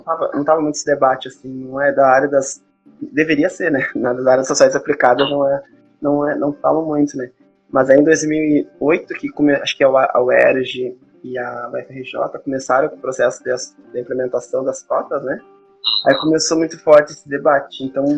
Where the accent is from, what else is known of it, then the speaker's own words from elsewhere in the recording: Santa Maria, Brazil; eu sou aqui de Santa Maria, nascido aqui, embora tenha dado umas viajadas, eu voltei para cá